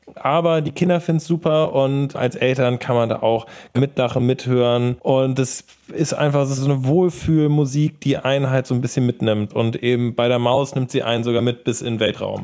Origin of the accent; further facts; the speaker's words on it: Hamburg, Germany; ich komme aus Hamburg